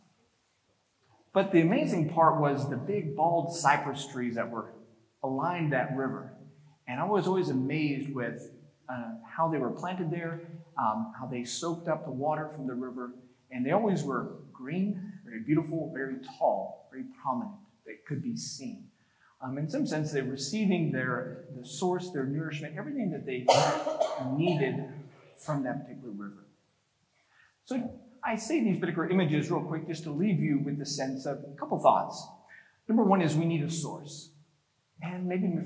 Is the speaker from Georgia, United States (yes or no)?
no; North Texas, United States; growing up in North Texas